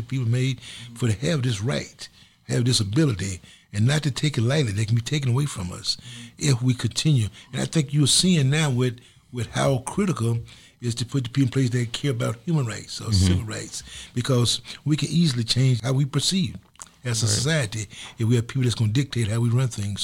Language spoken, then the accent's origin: English; the South, United States; I'm from the South, where it was almost written that you could not vote.